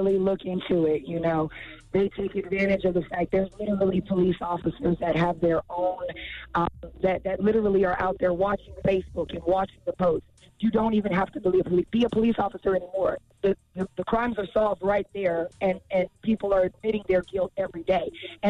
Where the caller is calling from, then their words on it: Fayetteville, North Carolina, United States; I'm actually calling from Fayetteville, North Carolina.